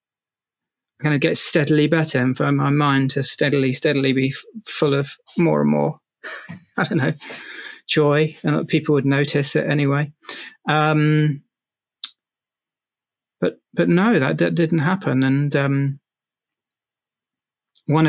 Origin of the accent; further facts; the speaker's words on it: London, United Kingdom; growing up in South London